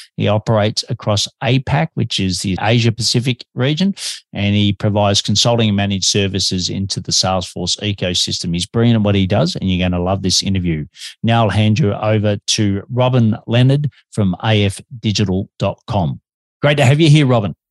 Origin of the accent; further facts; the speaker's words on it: Australia; also born or lived in Melbourne, Australia; I'm an Aussie and I'm living in Melbourne, Australia, but I have a bit of an accent